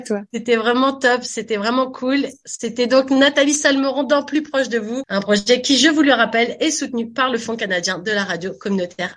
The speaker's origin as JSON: {"language": "French", "country": "France", "tie": "born or raised there", "moved": "yes", "said": "quand j'étais petite en France avec ma maman"}